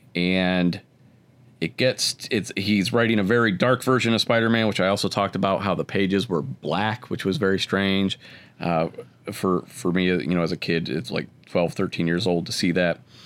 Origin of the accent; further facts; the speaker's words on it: Akron, Ohio, United States; I grew up in Akron.